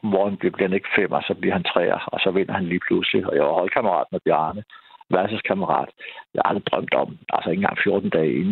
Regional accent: Denmark; det synes jeg som dansker

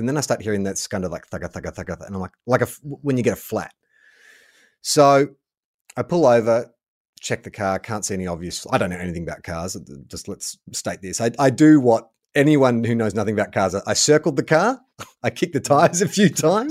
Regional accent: Melbourne, Victoria, Australia; moved away; born and raised in Melbourne

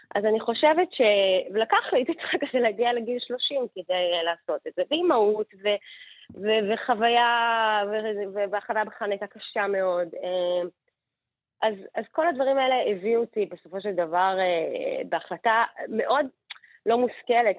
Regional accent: Israel; אנחנו כישראלים

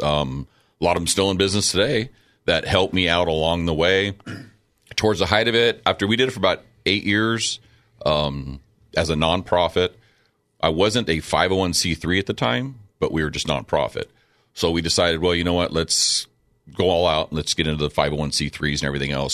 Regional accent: Chula Vista, California, United States; growing up in Chula Vista

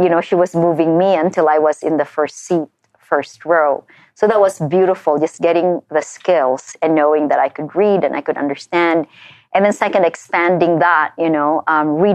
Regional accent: Philippines; moved away as an adult; now in United States; I came here as a Filipino

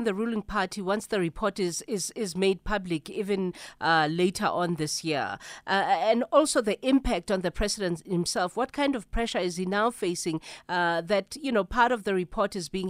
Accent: South Africa; part of the challenge of being South African

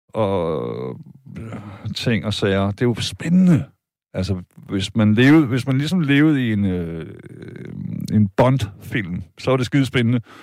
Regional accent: Vejle, Southern Denmark, Denmark; jeg er fra Vejle, jeg er fra Jylland

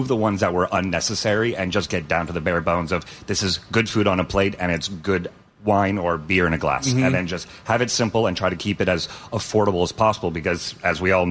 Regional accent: Whidbey Island, Washington, United States; also born or lived in Seattle, United States; I grew up on Whidbey Island

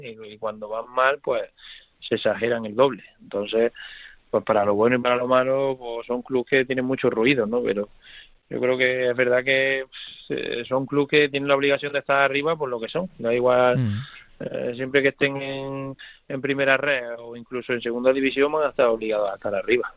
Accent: Córdoba, Andalusia, Spain; born or raised there; moved away

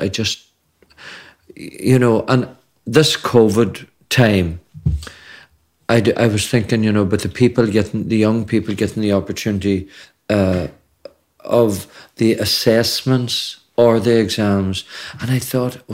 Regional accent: Kincasslagh, Ulster, Ireland; We weren't from Dunlow, we were from Kincastle

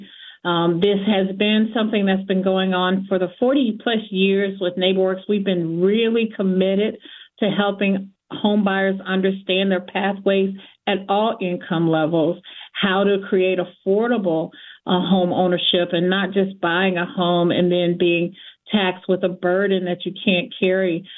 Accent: Missouri, United States; I am a Missourian. I am from the Show Me State

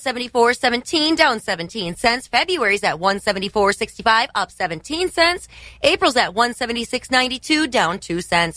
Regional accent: Wisconsin, United States; We're from Wisconsin

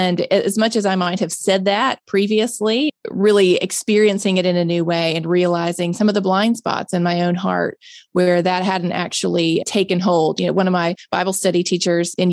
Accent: Mississippi, United States; born and raised in Mississippi

